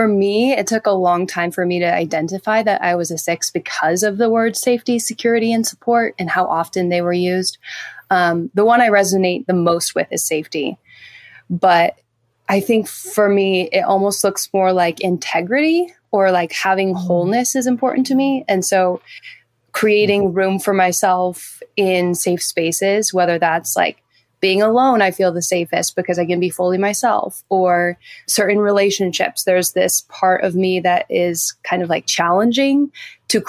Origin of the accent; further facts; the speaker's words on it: Seattle, Washington, United States; I'm from Seattle.